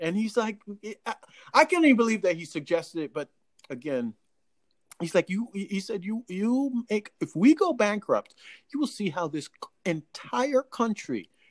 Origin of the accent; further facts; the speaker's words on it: Jamaica; accent: Jamaican; as a Jamaican